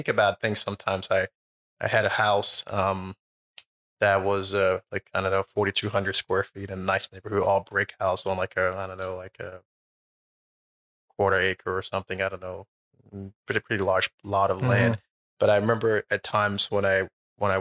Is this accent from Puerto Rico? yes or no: no; Liberia; moved away; I was born in Liberia